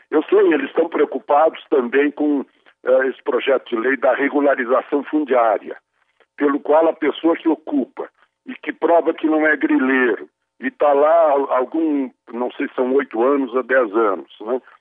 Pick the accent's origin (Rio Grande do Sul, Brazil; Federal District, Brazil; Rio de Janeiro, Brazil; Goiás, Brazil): Rio Grande do Sul, Brazil; como gaúcho